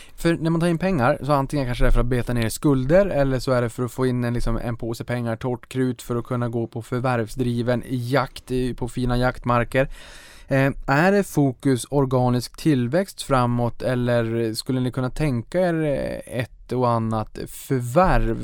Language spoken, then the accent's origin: Swedish; Boden, Norrbotten County, Sweden; now in Stockholm, Sweden; Jag kommer från Boden